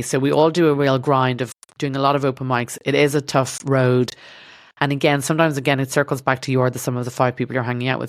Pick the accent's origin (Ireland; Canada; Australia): Ireland; accent: Irish; moved away as an adult; now in Los Angeles, United States; my Irish accent